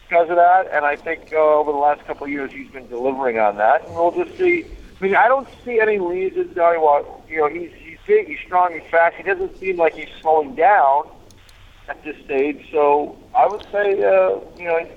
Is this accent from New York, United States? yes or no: yes; the New York area, United States; growing up in the New York area